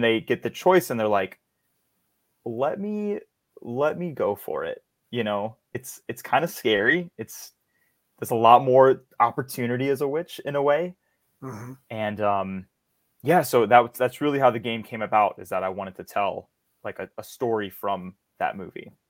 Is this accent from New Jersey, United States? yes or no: no; Hammond, Louisiana, United States; I come from Louisiana, small town uh, called Hammond. It's uh, about an hour outside of New Orleans.